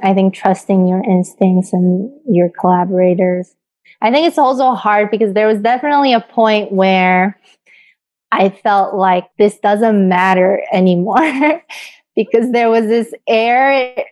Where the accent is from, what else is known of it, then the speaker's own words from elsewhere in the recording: South Korea; I grew up in Korea.